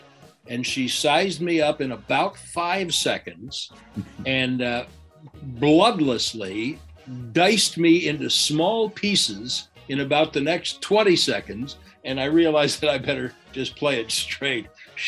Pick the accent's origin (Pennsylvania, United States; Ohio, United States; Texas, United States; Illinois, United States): Illinois, United States; Chicago; you know, when I was growing up in Chicago, they did radio shows in the evening where they would have the sports stars on the radio